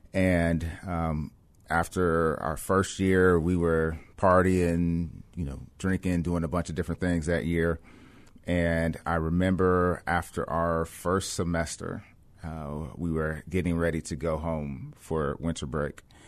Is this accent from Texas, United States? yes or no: no; Cleveland, Ohio, United States; also born or lived in West Germany / Michigan; now in Boston, United States; I grew up in Cleveland, Ohio